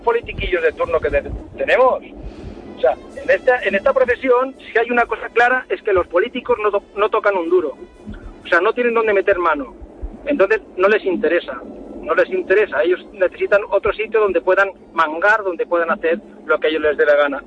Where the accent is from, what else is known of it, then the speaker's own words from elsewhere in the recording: Mallorca, Balearic Islands, Spain; now in Extremadura, Spain; Me siento mallorquín, he nacido en Mallorca, amo Mallorca